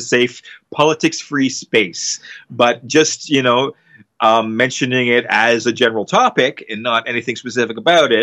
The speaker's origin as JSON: {"language": "English", "country": "Canada", "said": "we're Canadian"}